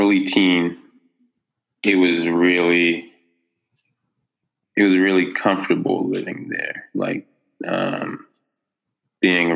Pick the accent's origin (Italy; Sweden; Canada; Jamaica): Canada; North Preston, Nova Scotia; I grew up in North Preston. I lived there for most of my life.